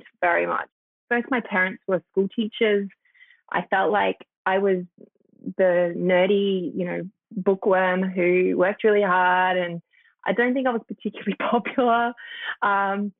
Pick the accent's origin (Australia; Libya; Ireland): Australia; Tenterfield, New South Wales; I grew up in a little town called Tantafield, which is, I guess, a land of kind of stark contrast in the fact that it's on the Dividing Range.